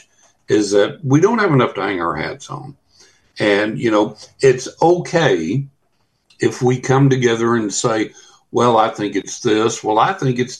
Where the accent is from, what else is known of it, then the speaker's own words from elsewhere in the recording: West Texas, United States; now in Florida, United States; I'm sitting here in Florida. I grew up in West Texas